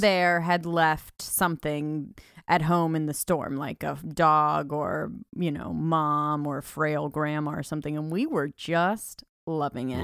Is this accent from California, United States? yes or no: yes; California, United States; moved away; I'm from California